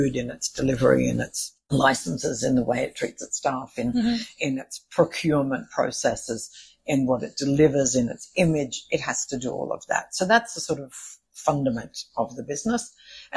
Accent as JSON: {"language": "English", "country": "Australia", "said": "I'm from Australia"}